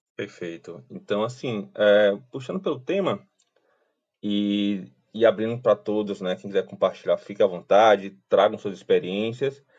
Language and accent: Portuguese; Fortaleza, Ceará, Brazil; sou fortalezense, né, nascido, criado e vivido aqui no Ceará